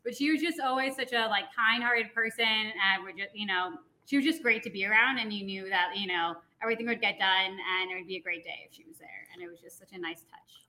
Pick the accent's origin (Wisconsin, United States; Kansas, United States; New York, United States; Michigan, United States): New York, United States; Long Island; now in Denver, United States; I grew up in New York on Long Island